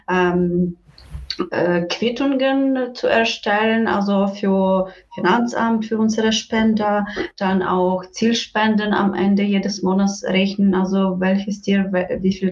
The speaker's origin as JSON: {"language": "German", "region": "Western Ukraine", "country": "Ukraine", "second_language": "German", "said": "Äh, ursprünglich komme ich aus der Westen der Ukraine"}